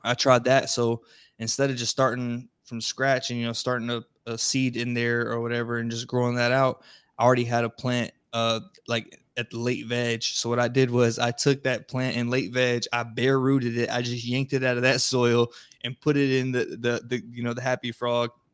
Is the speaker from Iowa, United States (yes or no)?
no; Florida, United States; now in East Coast, United States; I'm originally from Florida.